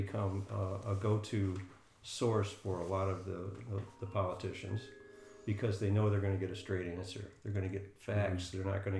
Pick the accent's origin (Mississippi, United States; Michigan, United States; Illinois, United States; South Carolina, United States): Michigan, United States; I found out that I was also the chairman of that group by the fact that I was from Michigan.